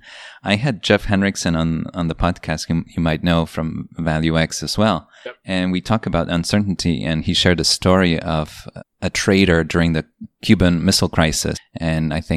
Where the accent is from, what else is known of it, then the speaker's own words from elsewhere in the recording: Poland; now in United States; I grew up in Poland, and it was a communist country when I was a kid until I was 10